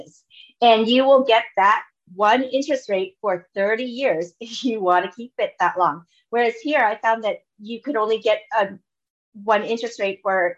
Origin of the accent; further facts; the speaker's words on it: Orange County, California, United States; moved away as an adult; also born or lived in Los Angeles; now in Toronto, Canada; I'm originally from Orange County. So an hour south of Los Angeles